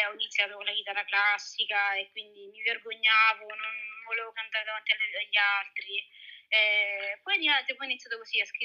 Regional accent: Augusta, Sicily, Italy; accent: Sicilian; io sono di Augusta, mia mamma è della provincia di Grigento, mio papà di Grigento.

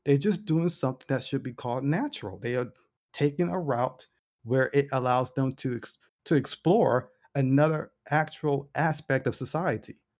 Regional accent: United States; being African American

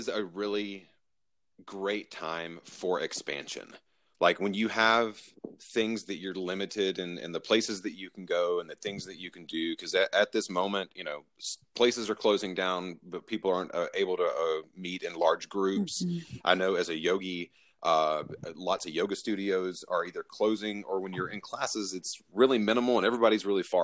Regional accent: Southeast, United States; growing up in the Southeast

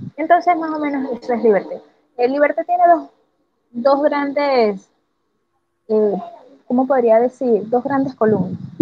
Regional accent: Venezuela; moved away; mi país

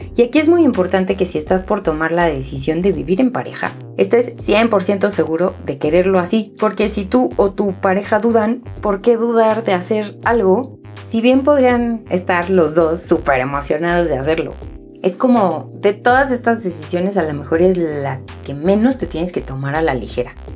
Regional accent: Mexico; La primera vez que salí del nido, me fui de México un año

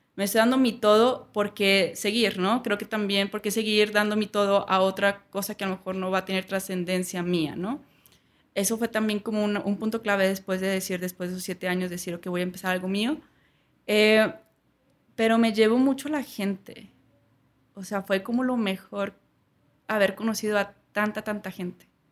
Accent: Saltillo, Coahuila, Mexico; moved away as an adult; also born or lived in Bogotá, Colombia / Prague, Czech Republic / London, United Kingdom; soy de Saltillo, pues aquí

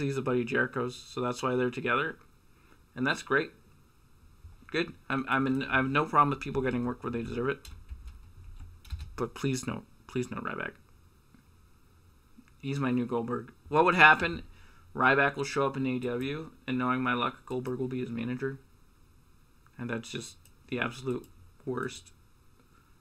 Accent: Canada; as a Canadian who went to Revolution

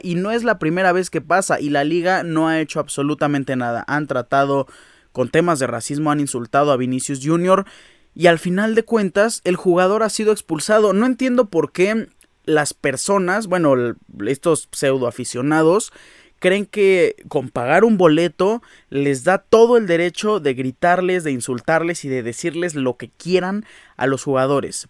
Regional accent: Mexico

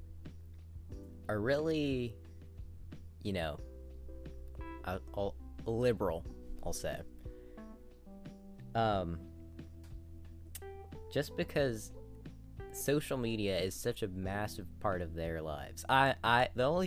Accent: United States

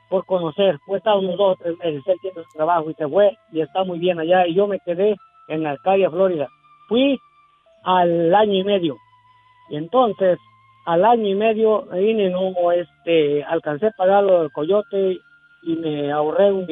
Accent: Chilpancingo, Guerrero, Mexico; Soy, la verdad, soy de Guerrero

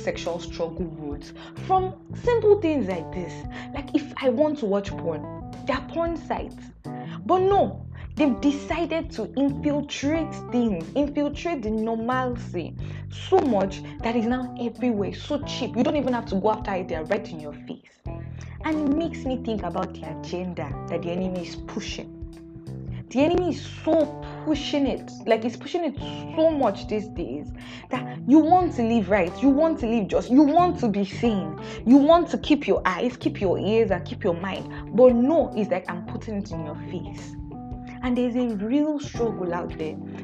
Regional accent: Nigeria; I'm Nigerian

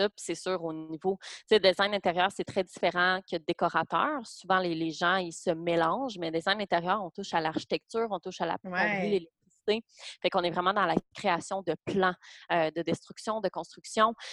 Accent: Gatineau, Quebec, Canada; moved away; moi, je viens de Gatineau

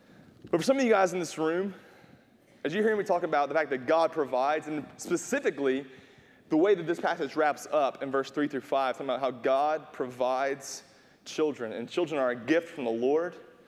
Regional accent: North Carolina, United States; I had to like, hey, we're from North Carolina. We should know this.

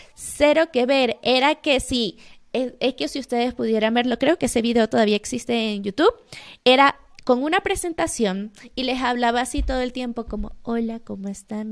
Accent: Venezuela; moved away as an adult; now in Mexico; soy venezolana, estoy viviendo en México desde hace cinco años

